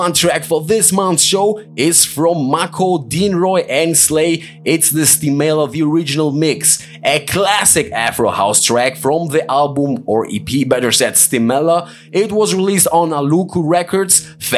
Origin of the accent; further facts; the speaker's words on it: Greece; He's from my hometown in Greece.